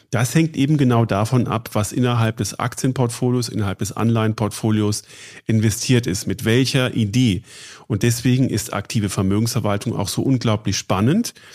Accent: Munich, Bavaria, Germany; bin ich äh, in München zu Hause und arbeite hier. Ähm, als Münchner kennt man Sie

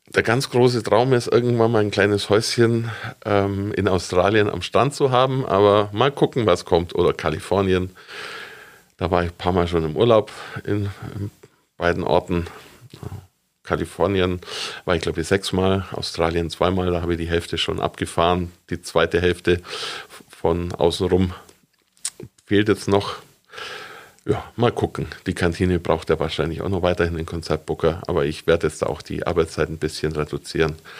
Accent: Stettenhofen, Bavaria, Germany; now in Augsburg, Germany; ich komme eigentlich vom Land, ich bin in Stettenhofen aufgewachsen

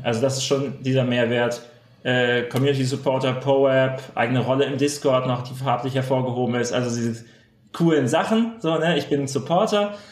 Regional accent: Freiburg, Baden-Württemberg, Germany; Wir sind ja beide aus der Freiburger Region

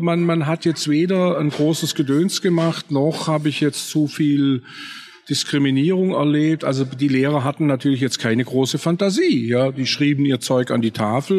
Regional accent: a Swabian village, Germany; im schwäbischen Dorf, wo ich aufgewachsen bin, als sehbehinderter Bub

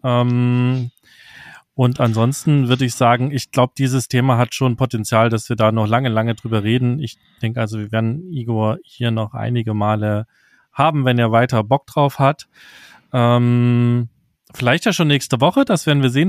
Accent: Saxony, Germany

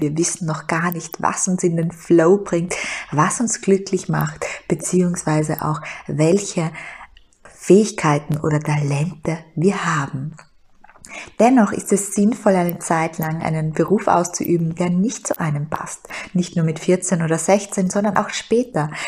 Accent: Styria, Austria; moved away as an adult; now in Vienna, Austria; ich hatte einen wunderbaren Job in der Steiermark, ich hatte eine Traumwohnung in meiner Heimat, und ich bin nach Wien gegangen

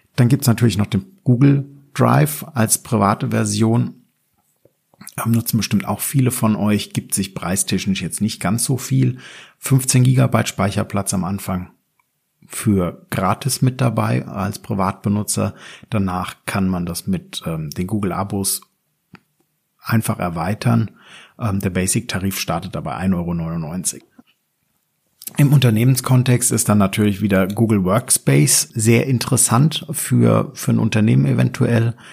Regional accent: Germany; bei uns in Deutschland

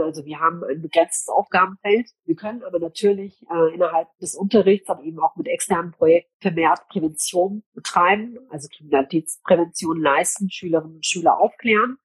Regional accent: Cologne, North Rhine-Westphalia, Germany; also born or lived in Gelsenkirchen; ab heute bin ich wieder in meiner Heimatstadt in Köln unterwegs

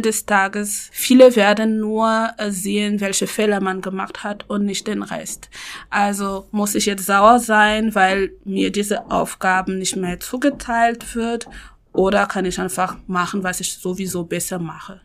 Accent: Cameroon; German is a second language; moved away as an adult; now in Hamburg, Germany; ich bin in Kamerun geboren, aufgewachsen und bin erst mit 20 nach Deutschland gekommen

